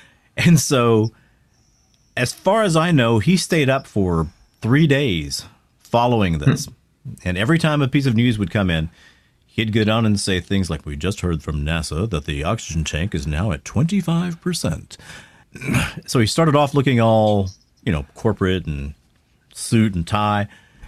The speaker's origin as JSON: {"language": "English", "town": "Converse", "region": "Louisiana", "country": "United States", "tie": "born or raised there", "said": "I was growing up in Converse, Louisiana, which was... Well, I mean, man, it's about as redneck as it could get. And what wasn't redneck was angry Cajun."}